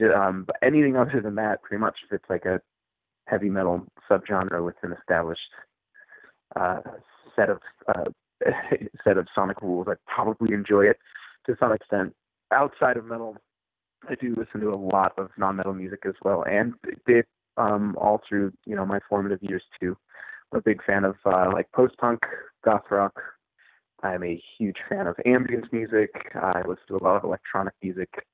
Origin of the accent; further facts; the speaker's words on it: Utah, United States; also born or lived in Issaquah, Washington; my family relocated to Utah when I was probably 12 years old or so. Um, so I, most of my formative years were spent here in Utah